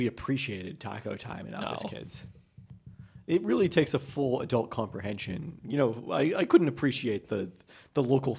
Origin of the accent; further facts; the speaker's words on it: Canada; Like, as a Canadian, you come to expect that you're going to get an inferior version of a lot of American chains and better versions of other things.